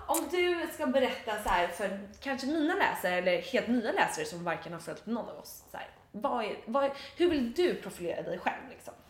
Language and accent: Swedish; Dalarö, Stockholm County, Sweden; now in Stockholm, Sweden; på Dalarö där jag är uppvuxen.